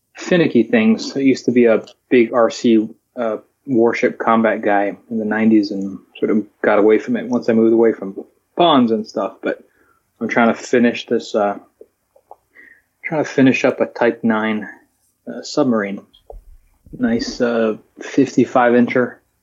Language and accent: English; Hawaii, United States; also born or lived in Alaska; growing up in Hawaii, working at Pearl Harbor